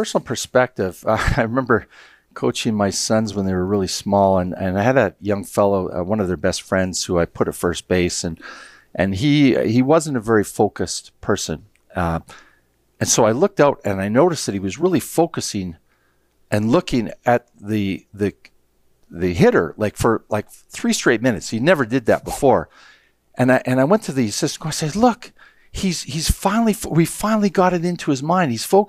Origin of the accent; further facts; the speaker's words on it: Canada; you know, I like Americans, but I'm not American. I'm Canadian.